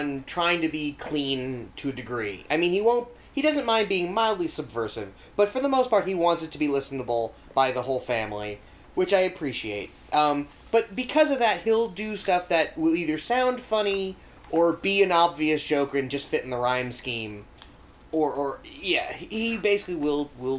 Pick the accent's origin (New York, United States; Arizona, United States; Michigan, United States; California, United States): New York, United States; New York City; as a New Yorker and as a Jew